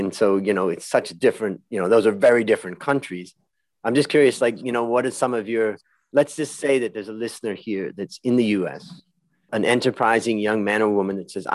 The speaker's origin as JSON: {"language": "English", "country": "United States", "moved": "yes", "said": "we're both American entrepreneurs living outside of America."}